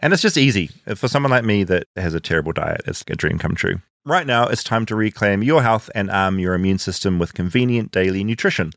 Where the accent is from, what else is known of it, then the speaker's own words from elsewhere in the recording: New Zealand; moved away; my New Zealand roots